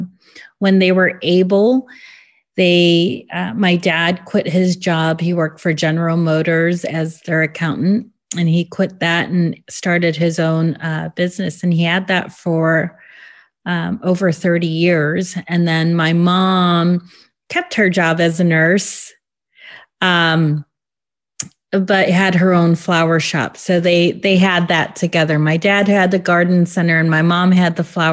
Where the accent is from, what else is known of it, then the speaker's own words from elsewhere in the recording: Illinois, United States; also born or lived in LaGrange Park, Illinois; I grew up in Illinois. I grew up in Burrage, actually